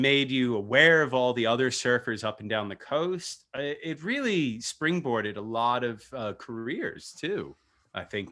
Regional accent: New York, United States; as a New Yorker.

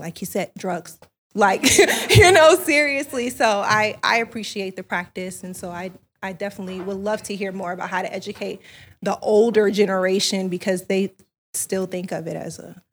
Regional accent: the South, United States; now in Los Angeles, United States; I'm from the South

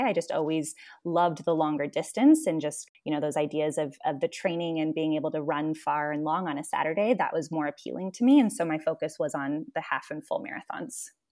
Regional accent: Cedar Rapids, Iowa, United States; moved away as an adult; also born or lived in Guatemala City, Guatemala; I am originally from Cedar Rapids, Iowa. was raised there

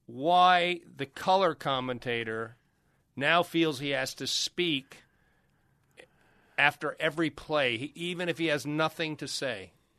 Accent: Spokane, Washington, United States; Cooper Kupp from my hometown, Spokane, or Cheney, right outside of Spokane.

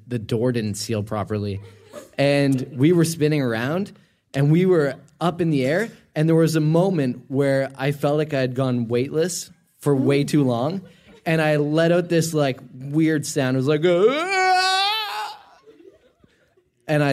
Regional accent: Dartmouth, Nova Scotia, Canada; I actually grew up in Dartmouth across the bridge.

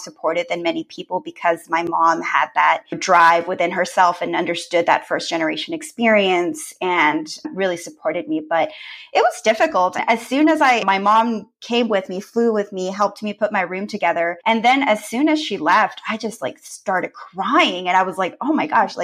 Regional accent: Rio Grande Valley, Texas, United States; moved away as an adult; also born or lived in Matamoros, Mexico / Rhode Island; now in Austin, United States; I was actually born in northern Mexico, and I grew up in Matamoros, which is the town that's across the border from Brownsville, Texas, if anybody knows the Rio Grande Valley. And I moved to the U.S. when I was 8 years old, and I grew up in the Rio Grande Valley.

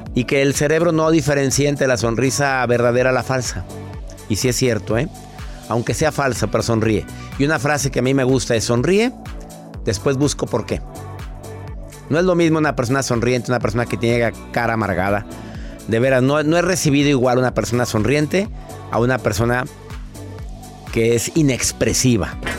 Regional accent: Mexico; en México, ¿eh? En mi país adorado

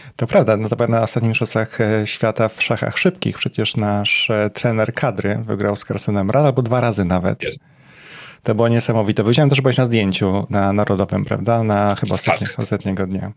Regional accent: Poznań, Greater Poland, Poland; moved away as an adult; now in Warsaw, Poland; mieszkałem przez x lat w Poznaniu, to było moje rodzinne miasto

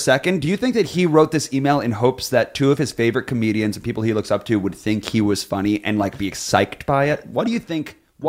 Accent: Rockville Centre, New York, United States; The diner in my hometown is called the Pantry Diner. Shout out Rockville Center, Long Island.

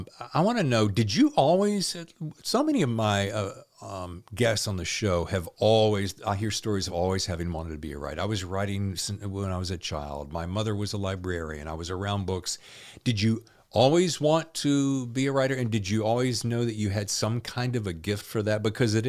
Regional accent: the South, United States; Yeah, I think I grew up with the same. Yeah, you know, we grew up well in the South.

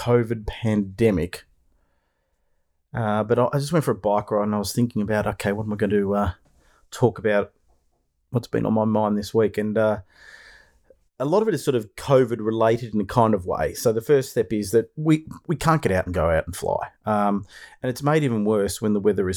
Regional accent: Melbourne, Victoria, Australia; I'm coming to you from the land down under, Melbourne, Australia

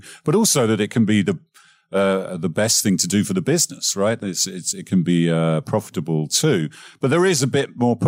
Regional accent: England, United Kingdom; I'm English

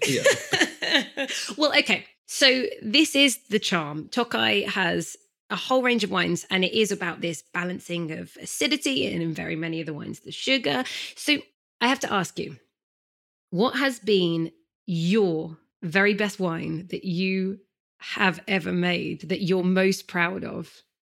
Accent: England, United Kingdom; I'm such an English gal

